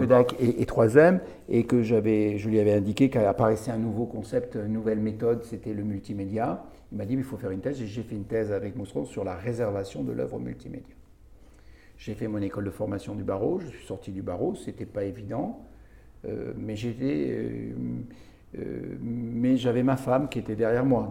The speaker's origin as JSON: {"language": "French", "town": "Béziers", "region": "Occitania", "country": "France", "tie": "born or raised there", "said": "Donc, je suis biterrois. Je viens de Béziers. Je suis né à Béziers."}